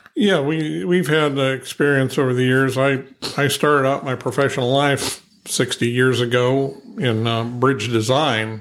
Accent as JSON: {"language": "English", "region": "Ohio", "country": "United States", "also_born_or_lived": "Pennsylvania", "moved": "yes", "said": "I'm originally from Ohio"}